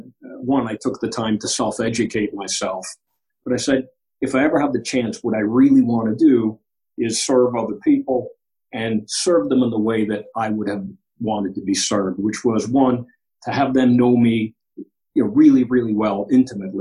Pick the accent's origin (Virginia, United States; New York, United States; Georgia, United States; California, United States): New York, United States; New York City; moved away as an adult; now in Maryland, United States; I grew up in Queens, New York. I'm Greek American.